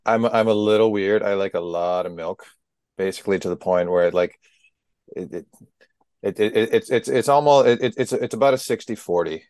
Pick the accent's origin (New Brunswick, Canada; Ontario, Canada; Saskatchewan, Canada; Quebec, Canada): Ontario, Canada; Southern; I'm from Southern Ontario